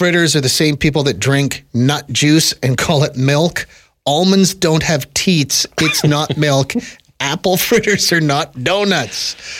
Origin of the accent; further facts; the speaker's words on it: Manitoba, Canada; I am from Manitoba originally.